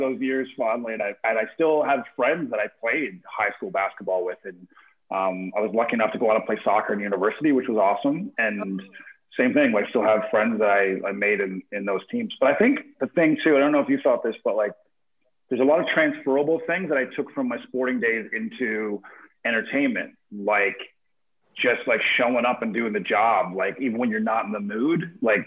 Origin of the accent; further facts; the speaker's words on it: Corner Brook, Newfoundland and Labrador, Canada; moved away as an adult; also born or lived in Calgary; I'm from Newfoundland originally, like Corner Brook, Newfoundland.